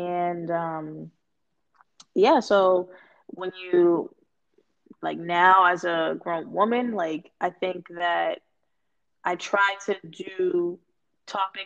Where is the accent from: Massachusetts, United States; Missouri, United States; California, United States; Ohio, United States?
Massachusetts, United States; Boston; also born or lived in North Carolina; born and raised in Boston